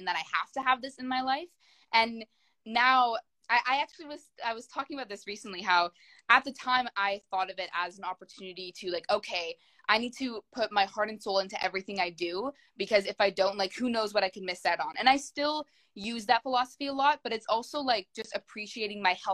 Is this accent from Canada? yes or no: yes; Canada; I am a Canadian actor and dancer